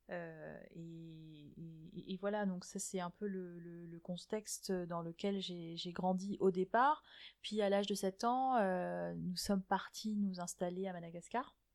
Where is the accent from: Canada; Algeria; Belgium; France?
Algeria; Algiers, Algiers Province; also born or lived in Germany; Donc, moi, je suis née à Alger, euh, et euh, entre, euh, chaque année, tous les six mois, on changeait de pays. Donc on, passait six mois en Allemagne, six mois en Algérie.